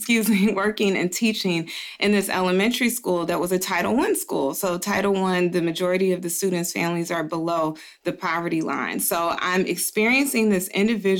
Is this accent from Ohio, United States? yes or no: yes; Dayton, Ohio, United States; moved away as an adult; also born or lived in Atlanta, Georgia / New York; I am originally from Dayton, Ohio. I was born and raised there